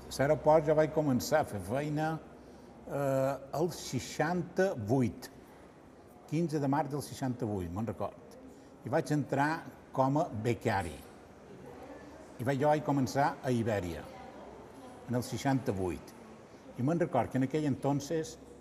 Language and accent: Catalan; Palma, Balearic Islands, Spain; vaig néixer el 4 de juliol del 51, vaig néixer a Palma